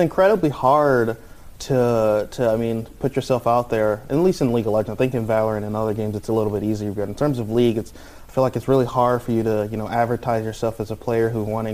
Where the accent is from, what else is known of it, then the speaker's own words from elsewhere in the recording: Michigan, United States; I grew up in Michigan